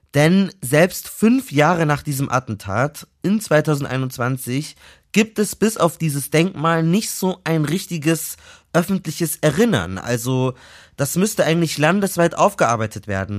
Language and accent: German; Munich, Bavaria, Germany; Ich bin ja aus München